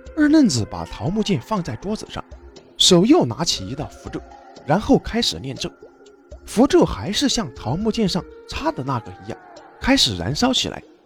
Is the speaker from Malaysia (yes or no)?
no; China; 我们中国有着道教